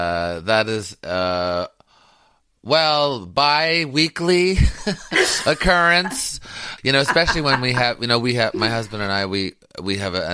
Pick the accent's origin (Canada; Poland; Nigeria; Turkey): Canada; Quebec; I grew up in Canada, which still has remnants of the empire. But I was in the French section, Quebec. So they're very, they're kind of anti-British, though we were English.